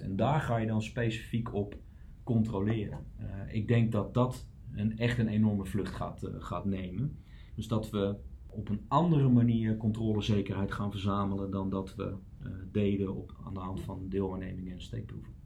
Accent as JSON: {"language": "Dutch", "region": "Utrecht", "country": "Netherlands", "tie": "born or raised there", "said": "Ik ben geboren en getogen Utrechter"}